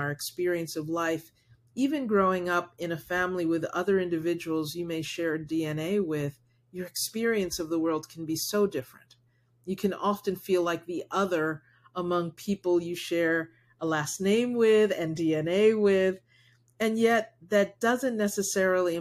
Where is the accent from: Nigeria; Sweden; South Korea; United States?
United States; first language Spanish; English is a second language; someone who is Black raised in the United States